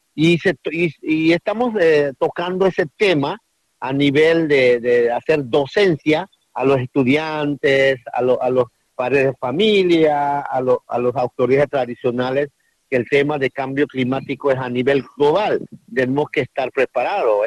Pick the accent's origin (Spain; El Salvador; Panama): Panama; Guna people, Guna Yala; históricamente el pueblo cuna, no venimos de, de vino, históricamente no, no, no, no, no somos del mar